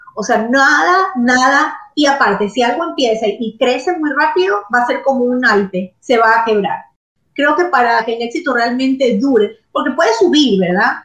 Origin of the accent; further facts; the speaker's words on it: Ecuador; moved away as an adult; also born or lived in Florence, Italy; now in Miami, United States; yo me tenía que regresar a Ecuador, yo soy ecuatoriana